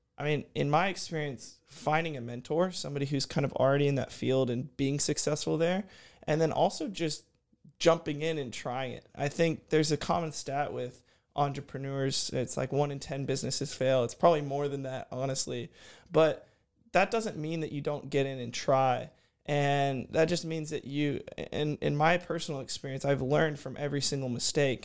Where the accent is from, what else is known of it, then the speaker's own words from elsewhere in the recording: Houston, Texas, United States; also born or lived in College Station, Texas; I'm from Houston, Texas. I, uh, grew up there